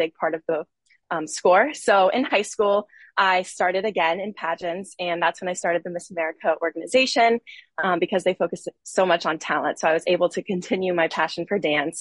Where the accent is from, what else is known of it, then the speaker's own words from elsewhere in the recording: Panama City Beach, Florida, United States; I am originally from Panama City Beach, Florida